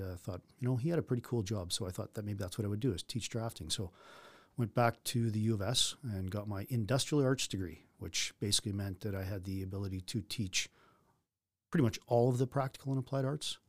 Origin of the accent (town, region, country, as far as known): North Battleford, Saskatchewan, Canada; born or raised there